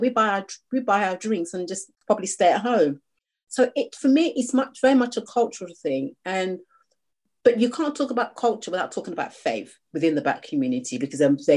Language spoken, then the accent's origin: English; United Kingdom; I'm a British Nigerian. I was born here